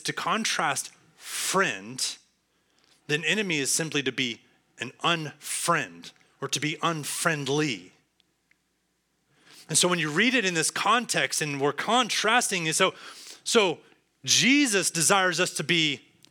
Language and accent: English; Texas, United States; also born or lived in Cincinnati; I am a Texan, tried and true.